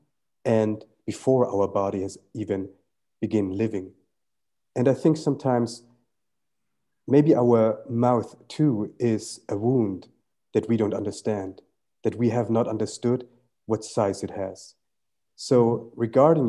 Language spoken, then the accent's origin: English; Germany; born or raised there; first language Tamil; English is a second language; also born or lived in Sri Lanka